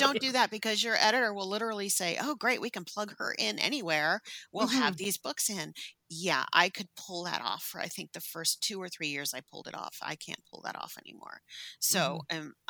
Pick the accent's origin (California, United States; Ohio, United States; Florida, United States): California, United States; San Francisco; I grew up in San Francisco. I grew up in the Sunset District